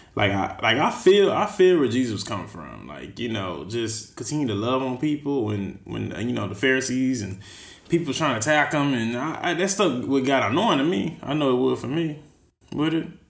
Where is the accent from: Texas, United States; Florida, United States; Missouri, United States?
Texas, United States; now in San Francisco, United States; I'm from Texas